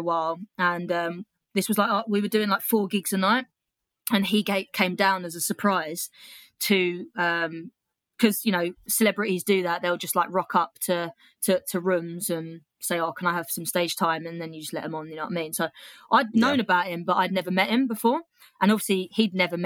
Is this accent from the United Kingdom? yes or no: yes; United Kingdom; being a Brit in Australia